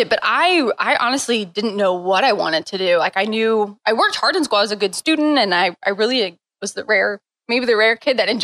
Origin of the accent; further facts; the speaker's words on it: St. Louis, Missouri, United States; So I grew up in St. Louis and just growing up in St. Louis, part of that is just you play soccer